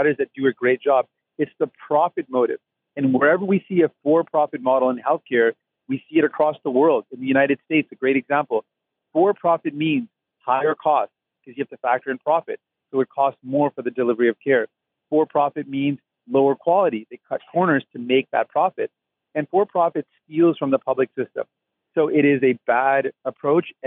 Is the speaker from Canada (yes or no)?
yes; Windsor, Ontario, Canada; moved away; when I was growing up in Windsor